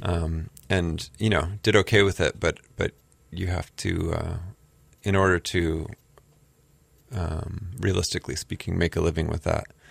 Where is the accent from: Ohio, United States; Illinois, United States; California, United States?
California, United States; Southern; moved away as an adult; also born or lived in New York City, United States; now in Honolulu, United States; I grew up in Southern California